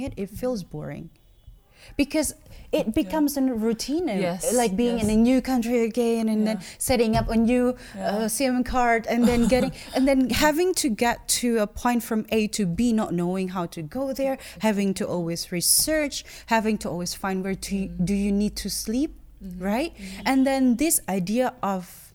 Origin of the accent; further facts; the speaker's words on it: Jakarta, Indonesia; I had to be in Jakarta, right? Yeah, I had to be in my hometown